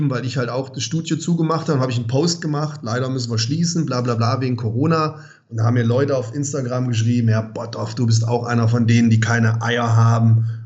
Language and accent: German; Germany